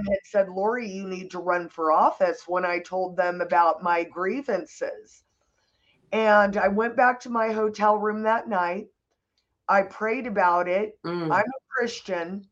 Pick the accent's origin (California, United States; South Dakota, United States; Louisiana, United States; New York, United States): California, United States; Santa Monica; I was born in Santa Monica